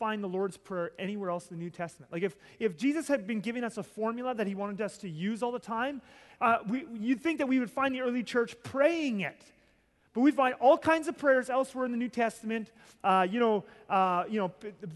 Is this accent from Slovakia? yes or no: no; Southern Ontario, Canada; I grew up in Southern Ontario